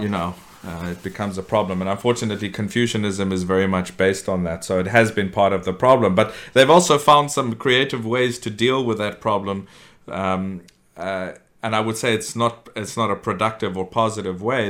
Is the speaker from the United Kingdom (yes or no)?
no; South Africa; I grew up in South Africa